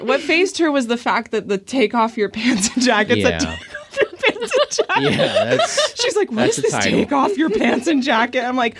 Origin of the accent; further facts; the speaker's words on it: United States; we're American